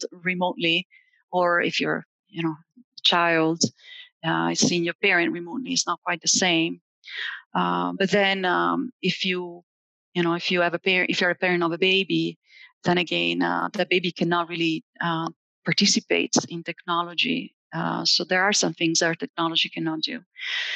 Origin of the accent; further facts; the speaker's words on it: Italy; also born or lived in Indiana; now in Allen County, Indiana, United States; I am an immigrant from Italy